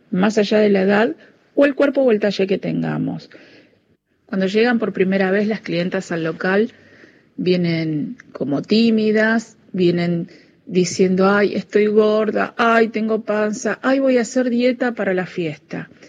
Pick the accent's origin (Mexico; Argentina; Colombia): Argentina; Avellaneda, Buenos Aires Province; soy de Avellaneda.